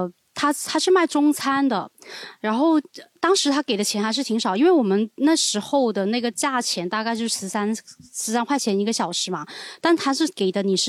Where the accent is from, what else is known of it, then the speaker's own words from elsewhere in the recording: Guangdong, China; accent: Cantonese; 就是我们广东话有一个叫做“捞”这个词